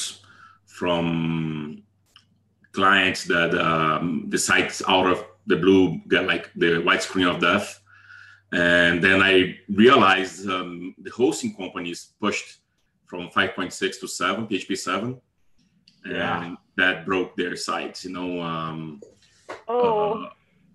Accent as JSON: {"language": "English", "country": "Brazil", "tie": "born or raised there", "moved": "yes", "lives_now": "Las Vegas, United States", "said": "I grew up in Brazil, moved here"}